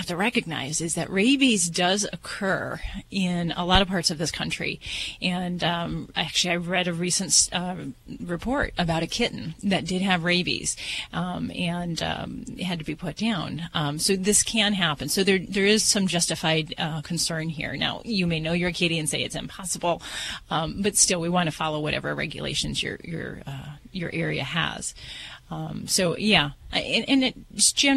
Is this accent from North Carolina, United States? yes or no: no; Las Vegas, Nevada, United States; I'm from Vegas